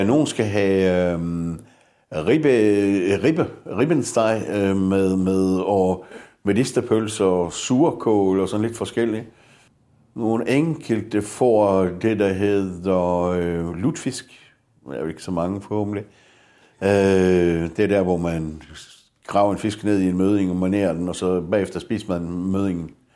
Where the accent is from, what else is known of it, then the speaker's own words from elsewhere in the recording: Denmark; danskerne har en meget høj arbejdsmoral. Vi er, vi er jo så løsningsorienteret